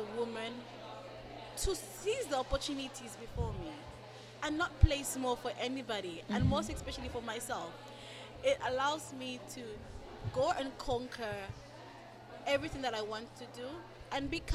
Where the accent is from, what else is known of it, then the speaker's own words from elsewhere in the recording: Lusaka, Lusaka Province, Zambia; I'm from Lusaka, the big LSK